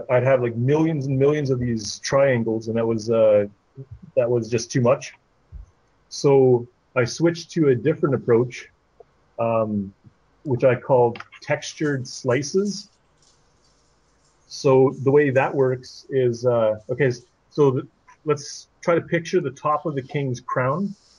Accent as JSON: {"language": "English", "country": "Canada", "also_born_or_lived": "Ottawa, Ontario", "said": "I'm Canadian. I'm in Ottawa"}